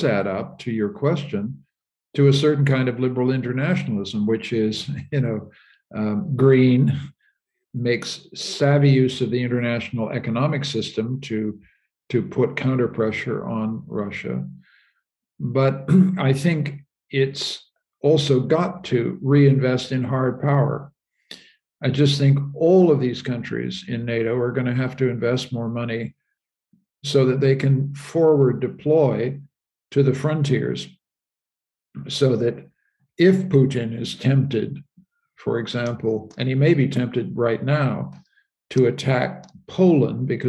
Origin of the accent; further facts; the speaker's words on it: Canada; My country, I'm a Canadian, my country, Canada